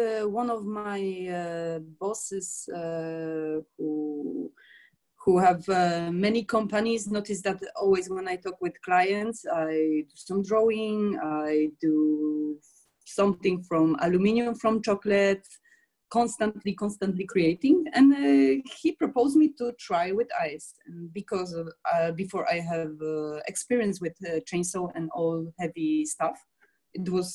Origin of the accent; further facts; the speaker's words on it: Poland; now in Paris, France; I'm from Poland and now exactly I'm sitting in Paris